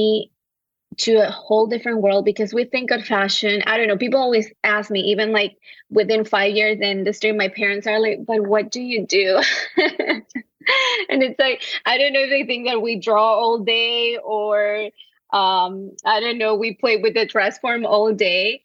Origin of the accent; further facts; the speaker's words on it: Quevedo, Los Ríos, Ecuador; now in New York City, United States; I was raised and I was born in a small town called Quevedo in the coast of Ecuador